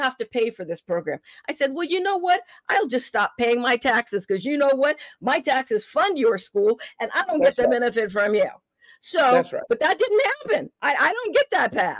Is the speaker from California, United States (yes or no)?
yes; California, United States; I'm from California